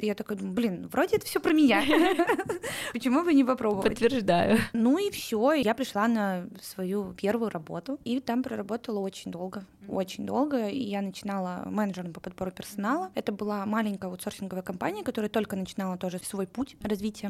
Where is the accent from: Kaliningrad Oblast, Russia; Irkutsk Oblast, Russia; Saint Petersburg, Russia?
Saint Petersburg, Russia; moved away as an adult; now in Moscow, Russia; Да, я родилась в Петербурге и всю свою карьеру там строила